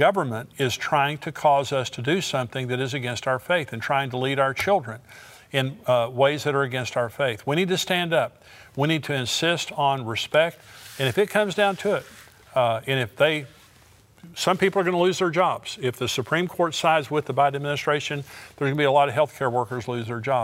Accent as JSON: {"language": "English", "country": "United States", "said": "I am an American"}